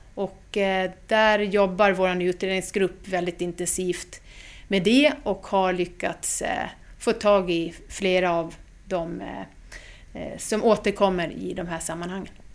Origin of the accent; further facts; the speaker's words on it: Gotland, Sweden; accent: Gotland dialect; now in Stockholm, Sweden; Jag är från Gotland och eh, är uppväxt där men flyttade ganska tidigt till Stockholm. Men som du hör, dialekten finns alltid med.